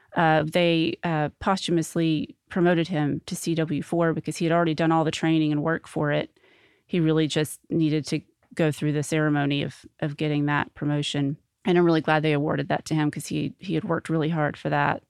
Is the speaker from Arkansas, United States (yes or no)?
yes; North Little Rock, Arkansas, United States; also born or lived in Sherwood, Arkansas; I grew up in North Little Rock